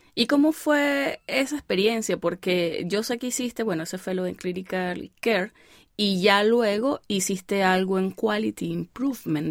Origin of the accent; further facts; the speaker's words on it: El Vigía, Mérida, Venezuela; now in United States; yo soy del Vigía, eso también es caliente.